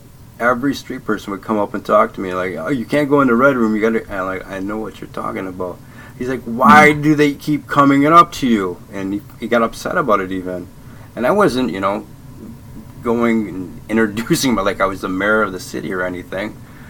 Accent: Ireland; Oh, I can make something up. I'm Irish. That's what we do.

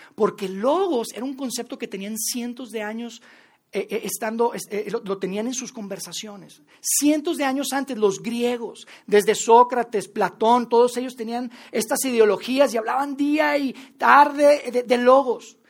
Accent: Mexico; also born or lived in Mexico City; como mexicanos, como latinoamericanos

